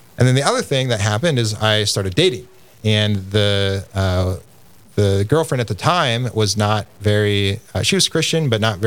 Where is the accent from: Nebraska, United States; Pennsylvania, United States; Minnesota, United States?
Minnesota, United States; Minneapolis; I grew up in the Minneapolis area to a loving mother and father